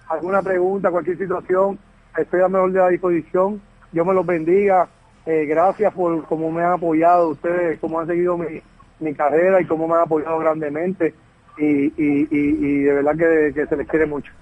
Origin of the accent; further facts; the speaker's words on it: Puerto Rico; moved away as an adult; mi natal Puerto Rico